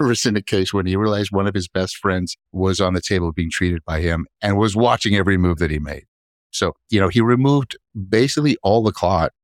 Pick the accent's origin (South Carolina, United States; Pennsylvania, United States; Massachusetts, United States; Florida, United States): Florida, United States; Miami; also born or lived in New York; I grew up down here in Miami